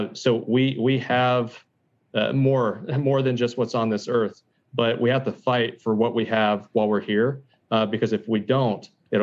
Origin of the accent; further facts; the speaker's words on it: United States; I am exercising my rights as an American, and I have very real concerns, and I'm well supported.